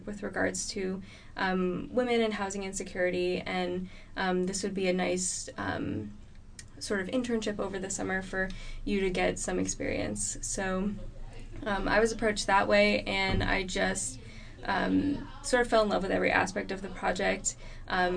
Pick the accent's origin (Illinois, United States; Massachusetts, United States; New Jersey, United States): Massachusetts, United States; Boston; moved away as an adult; also born or lived in North Carolina; now in California, United States; I'm originally from the Boston area, born and raised there